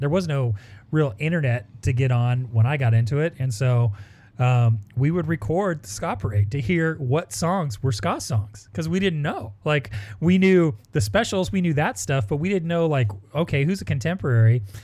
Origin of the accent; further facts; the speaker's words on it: Orange County, California, United States; growing up in Orange County, uh, we were tight with everybody from No Doubt